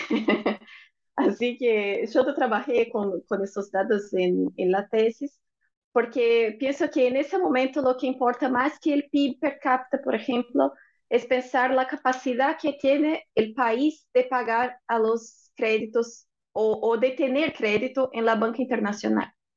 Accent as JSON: {"language": "Spanish", "country": "Brazil", "second_language": "Spanish", "said": "decimos en Brasil"}